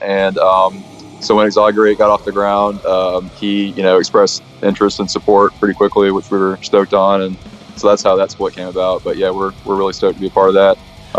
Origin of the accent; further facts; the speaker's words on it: Birmingham, Alabama, United States; Even though we're from Birmingham